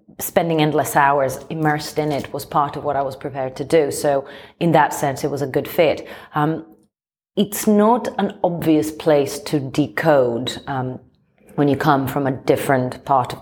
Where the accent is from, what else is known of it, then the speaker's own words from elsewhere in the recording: Athens, Attica, Greece; now in London, United Kingdom; I grew up in Athens. I'm not from these parts. I was born and raised in Greece